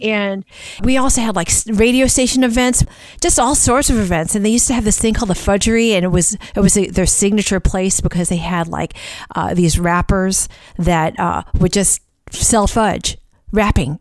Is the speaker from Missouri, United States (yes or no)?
yes; St. Louis, Missouri, United States; born or raised there; moved away